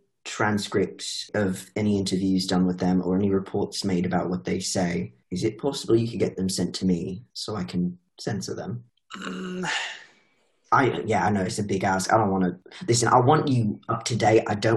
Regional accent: England, United Kingdom; I'm from England, so Lord knows I need a dental.

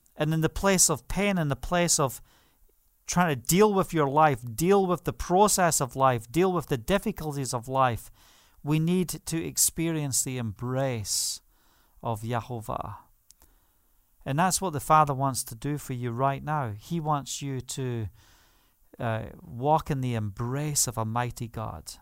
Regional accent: England, United Kingdom; moved away; also born or lived in Spain; As we say in England

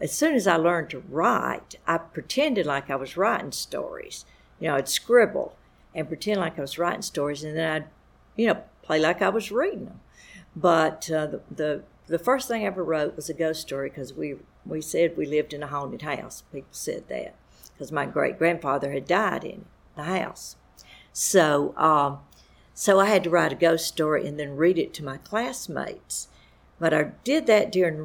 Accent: Lower Alabama, United States; moved away as an adult; now in South Carolina, United States; I grew up on a farm. It's over in the southeastern corner of Alabama

